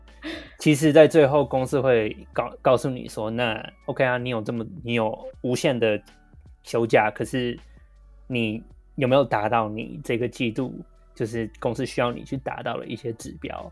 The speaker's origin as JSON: {"language": "Chinese", "country": "Taiwan", "said": "我们台湾人"}